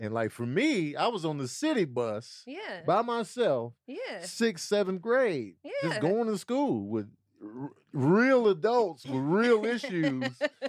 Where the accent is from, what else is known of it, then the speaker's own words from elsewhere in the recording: Chicago, Illinois, United States; I grew up in Chicago.